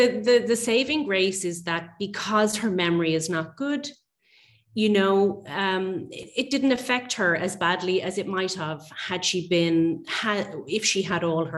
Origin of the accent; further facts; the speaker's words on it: Dublin, Leinster, Ireland; I'm a photographer from Dublin in Ireland. I'm mainly focused on photographing my local area where I grew up.